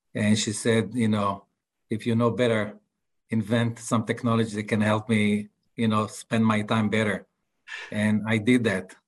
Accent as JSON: {"language": "English", "town": "Tel Aviv", "region": "Tel Aviv District", "country": "Israel", "second_language": "English", "said": "as you can see from my accent, I'm not from Texas, I'm from Tel Aviv"}